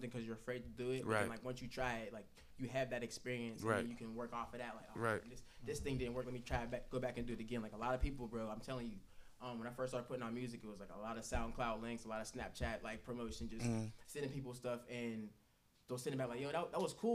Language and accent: English; Wilkinsburg, Pennsylvania, United States; I'm from Wilkesburg, east side of Pittsburgh